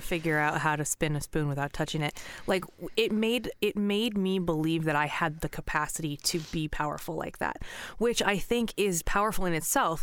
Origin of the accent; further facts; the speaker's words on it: Pacific Northwest, United States; I grew up in Pacific Northwest